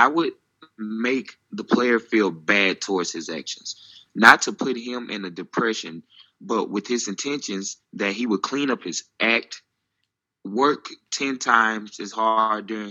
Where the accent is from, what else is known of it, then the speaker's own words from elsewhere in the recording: United States; now in Finland; as an American playing American football here